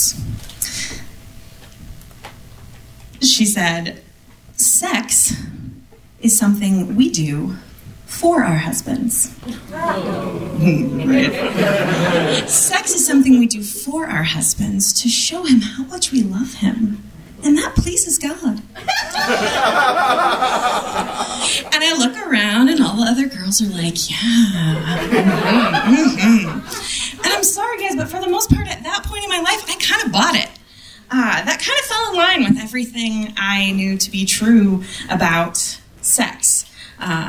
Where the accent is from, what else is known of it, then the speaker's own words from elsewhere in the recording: Midwest, United States; I grew up in the Midwest